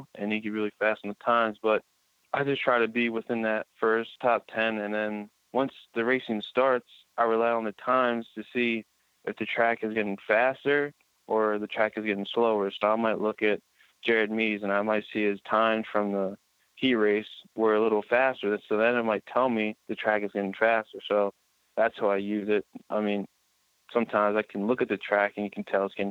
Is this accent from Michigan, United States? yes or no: no; Pennsylvania, United States; I'm from Pennsylvania, so I'm kind of used to it